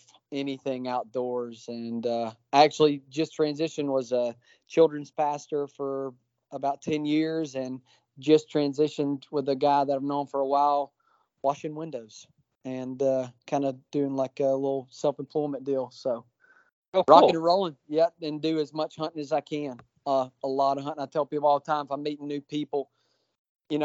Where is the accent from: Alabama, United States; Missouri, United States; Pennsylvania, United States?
Alabama, United States; Coleman; I'm born and raised in Coleman, Alabama